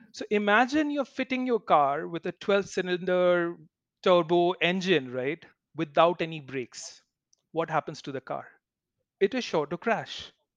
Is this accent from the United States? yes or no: no; Kolkata, West Bengal, India; when I was young in Calcutta, growing up in Calcutta